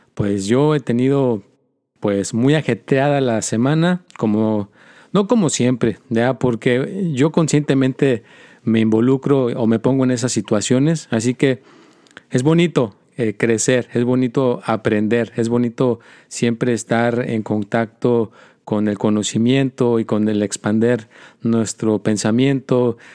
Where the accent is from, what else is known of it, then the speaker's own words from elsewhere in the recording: Mexico; also born or lived in United States; soy americano y soy mexicano